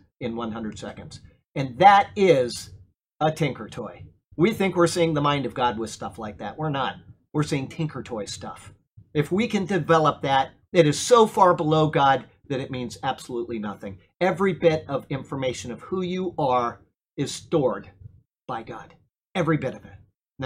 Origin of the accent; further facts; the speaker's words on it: Sarasota, Florida, United States; I was raised here in Sarasota, and I went to Philippi Shores Elementary School